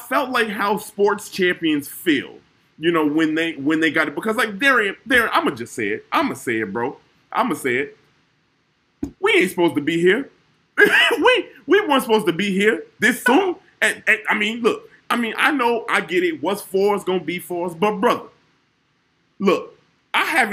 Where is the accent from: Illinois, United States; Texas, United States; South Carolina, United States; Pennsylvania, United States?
Illinois, United States; Chicago; I'm from the South Side